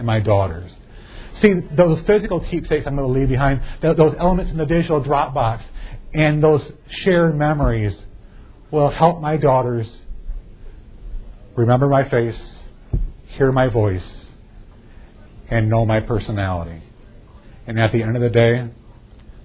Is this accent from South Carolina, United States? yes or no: no; Fairview, Michigan, United States; I grew up in Fairview, Michigan